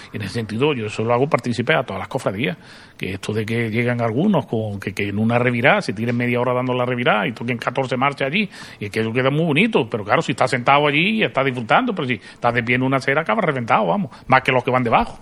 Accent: Arjona, Andalusia, Spain; now in Jaén, Spain; no soy de aquí de Jaén, soy de Arjona

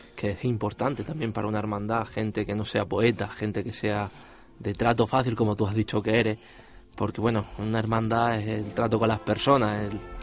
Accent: Jaén, Andalusia, Spain; al ser de Jaén, somos de Jaén, por mucho que no llamen en sevillanos, seguimos siendo de Jaén

